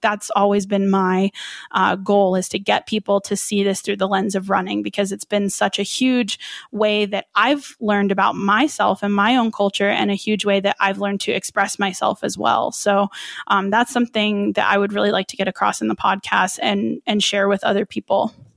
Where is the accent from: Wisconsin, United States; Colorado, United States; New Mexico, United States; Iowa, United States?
New Mexico, United States; Albuquerque; I was born and raised here in Albuquerque, New Mexico, so that's where I'm based.